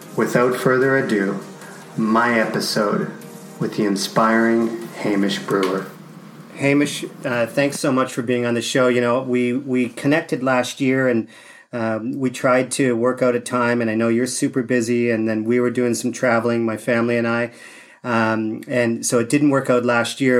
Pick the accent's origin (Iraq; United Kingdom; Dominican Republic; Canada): Canada; growing up in Canada, you had tons of snow